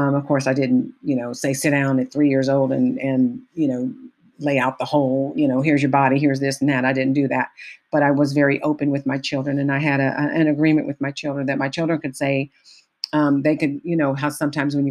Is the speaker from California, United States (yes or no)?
yes; Richmond, California, United States; I grew up in the Bay Area in Richmond, a little town called Richmond, California